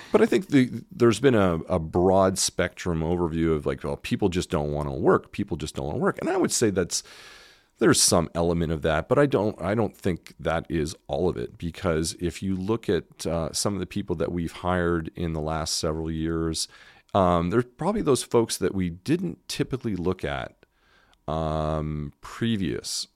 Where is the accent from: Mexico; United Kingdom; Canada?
Canada; moved away as an adult; also born or lived in Montreal / Toronto; now in Memphis, United States; as a Canadian